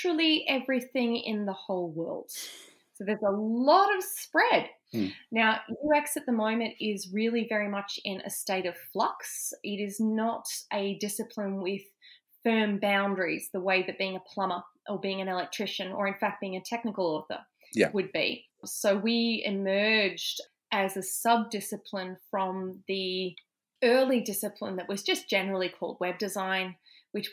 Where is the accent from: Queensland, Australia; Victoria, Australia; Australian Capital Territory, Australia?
Australian Capital Territory, Australia; Canberra; moved away as an adult; also born or lived in United Kingdom / Melbourne; I grew up in Canberra